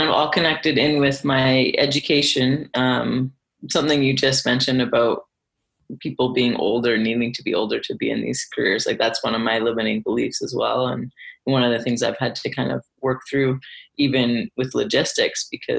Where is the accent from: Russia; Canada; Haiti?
Canada; Alberta; also born or lived in Vancouver; now in Calgary, Canada; I'm from Alberta originally